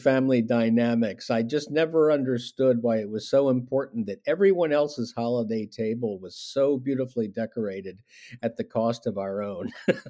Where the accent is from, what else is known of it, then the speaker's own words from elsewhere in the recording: Wilmington, Delaware, United States; I grew up in Wilmington, Delaware, which is in the very top of Newcastle County, the northernmost county of our three counties in Delaware, which is about, as the crow flies, probably 10 or 11 miles from Longwood. So right in the heart of the Delaware Valley.